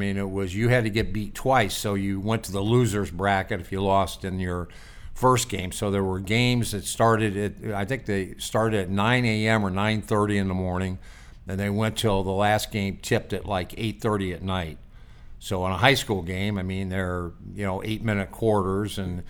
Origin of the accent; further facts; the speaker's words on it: Midwest, United States; So, I grew up in the Midwest.